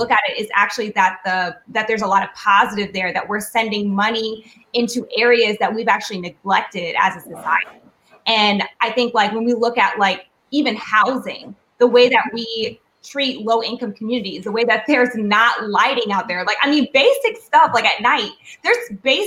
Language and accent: English; Nashville, Tennessee, United States; I'm from Nashville, Tennessee